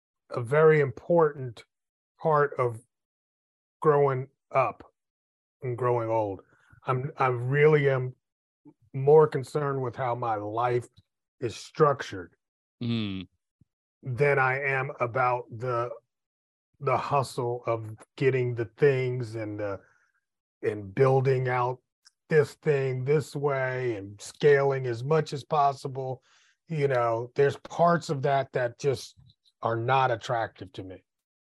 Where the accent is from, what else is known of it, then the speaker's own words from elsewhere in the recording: New York, United States; Oh, well, you know, I'm from New York too, so.